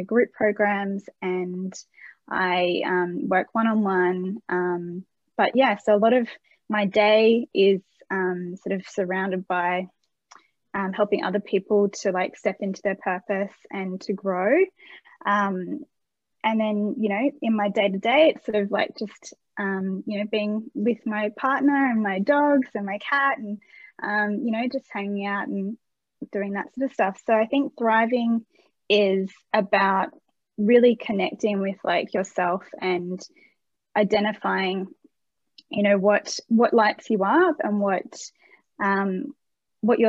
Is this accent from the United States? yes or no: no; Australia; As an Australian, we like to say voucher.